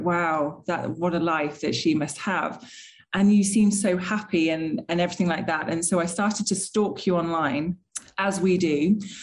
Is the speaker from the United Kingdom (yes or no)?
yes; United Kingdom; being British